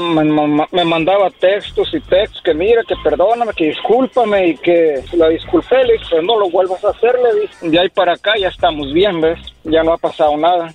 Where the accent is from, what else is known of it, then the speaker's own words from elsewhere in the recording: Apatzingán, Michoacán, Mexico; yo soy de Michoacán, de allá este, de Apaxingán, Michoacán